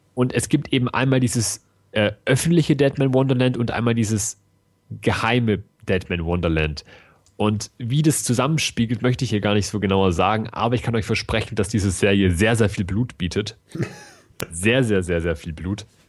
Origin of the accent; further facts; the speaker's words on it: Germany; Bei uns in Deutschland